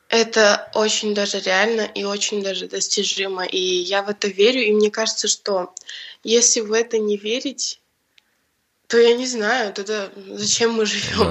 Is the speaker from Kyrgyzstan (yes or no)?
yes; Bishkek, Kyrgyzstan; я родилась в Бишкеке и выросла тоже здесь